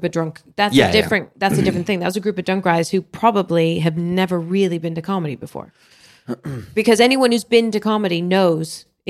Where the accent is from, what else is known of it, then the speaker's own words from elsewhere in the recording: Philippines; I was gigging in Dubai, and I'm Filipino